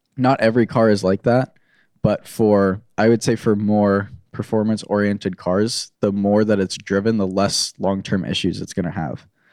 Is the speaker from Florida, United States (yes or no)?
yes; Florida, United States; born or raised there; moved away as an adult; also born or lived in New York / North Carolina; now in Orange County, California, United States